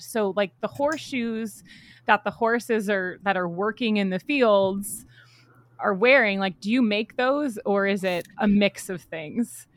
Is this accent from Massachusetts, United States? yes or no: yes; Massachusetts, United States; I'm from Massachusetts